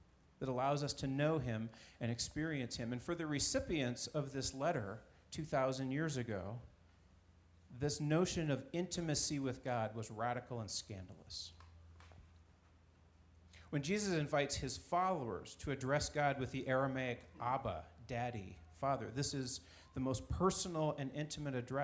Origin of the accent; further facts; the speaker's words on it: Alaska, United States; moved away; I grew up in Alaska, a few of you know, and I spent a lot of my summertime in Valdez.